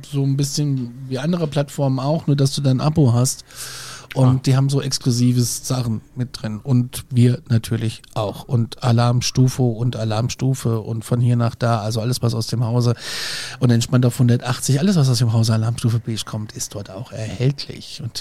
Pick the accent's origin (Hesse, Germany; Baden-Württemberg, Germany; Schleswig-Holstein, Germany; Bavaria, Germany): Hesse, Germany; Kassel; Ich bin auch Hesse und ich kann das Wort Kirche ganz normal sprechen.